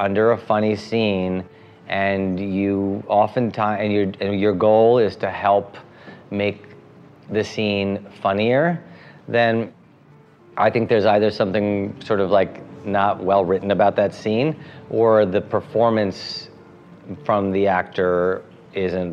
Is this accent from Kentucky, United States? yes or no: no; New Jersey, United States; also born or lived in India; I grew up in Jersey after India